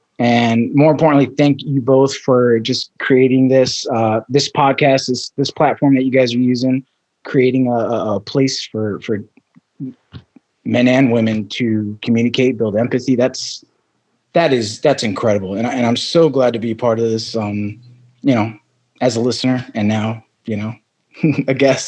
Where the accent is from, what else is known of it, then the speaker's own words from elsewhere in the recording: Arizona, United States; also born or lived in Brooklyn, New York / Amarillo, Texas; And so I was born in Brooklyn, New York. When I was five, I have one older sister. My parents, we moved to Arizona.